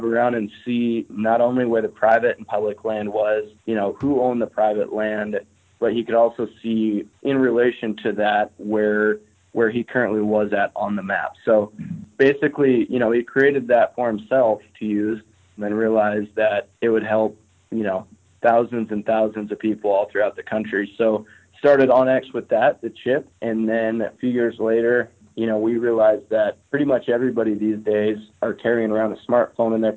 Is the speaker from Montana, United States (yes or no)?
yes; eastern Montana, United States; now in Missoula, United States; was born and raised in Montana on the other side of the state. So I was born in eastern Montana.